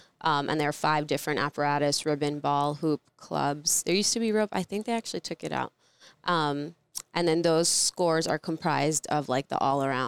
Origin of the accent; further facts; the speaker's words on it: New York City, New York, United States; also born or lived in Soviet Union; And we were Jewish refugees, so we like ran away from the Soviet Union. Landed in Brooklyn, New York. That's where I grew up. I was Russian